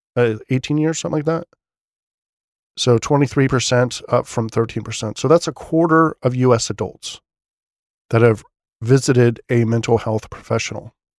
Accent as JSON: {"language": "English", "country": "United States", "said": "As an American"}